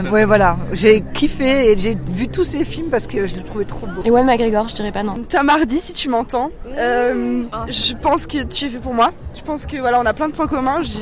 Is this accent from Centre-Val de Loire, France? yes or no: yes; Tours, Centre-Val de Loire, France; Moi, je viens de Tours et en fait, genre Noël, etc., la Saint-Valentin